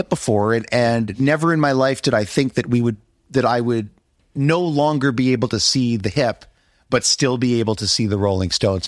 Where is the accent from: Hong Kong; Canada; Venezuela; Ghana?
Canada; Montreal, Quebec; I'm from Montreal, the most beautiful city in North America